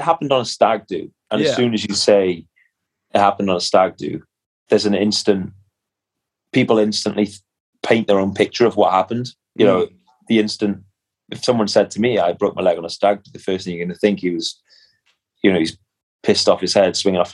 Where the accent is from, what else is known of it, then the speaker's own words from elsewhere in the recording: Cardiff, Wales, United Kingdom; my hometown is Cardiff